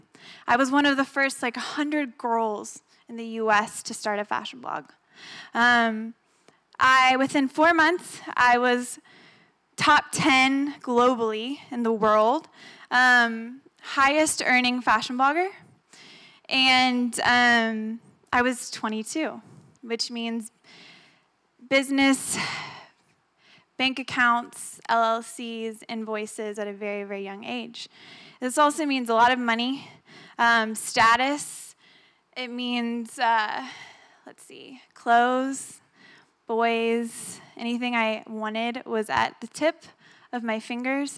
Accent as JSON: {"language": "English", "town": "Austin", "region": "Texas", "country": "United States", "tie": "born or raised there", "said": "I do have a fashion blog here in Austin. I grew up in Westlake."}